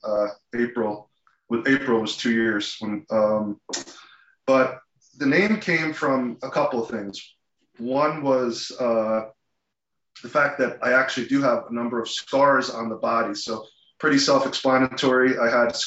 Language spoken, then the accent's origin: English; New Jersey, United States; also born or lived in Philadelphia; born and bred in New Jersey most of my life, with the exception of grad school in Philadelphia